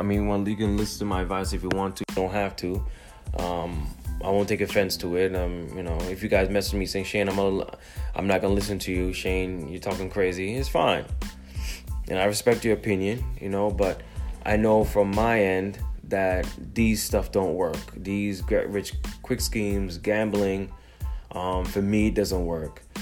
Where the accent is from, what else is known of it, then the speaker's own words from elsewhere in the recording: Jamaica; I'm Jamaican.